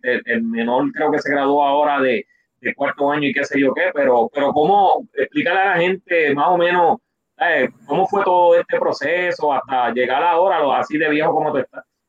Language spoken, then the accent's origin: Spanish; Puerto Rico; somos boricuas